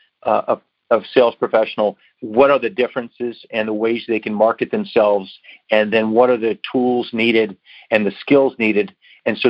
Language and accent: English; Pittsburgh, Pennsylvania, United States; moved away as an adult; also born or lived in Washington, D.C.; I was born and raised and lived in Pittsburgh